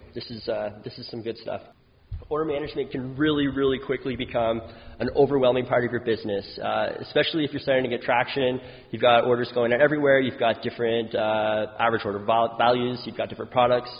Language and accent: English; New Brunswick, Canada; now in Ottawa, Canada; I live in Ottawa now, but I'm from New Brunswick